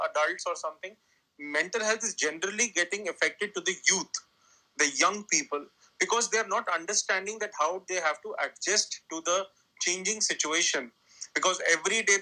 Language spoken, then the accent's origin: English; New Delhi, Delhi, India; I am from India, New Delhi, and I work on mental health.